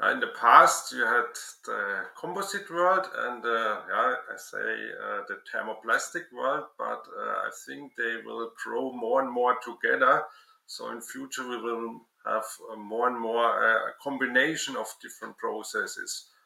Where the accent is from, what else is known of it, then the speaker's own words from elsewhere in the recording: Würzburg, Bavaria, Germany; I studied the science of plastic in my hometown Würzburg.